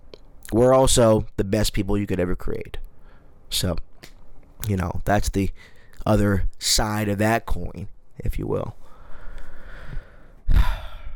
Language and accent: English; United States; I am so American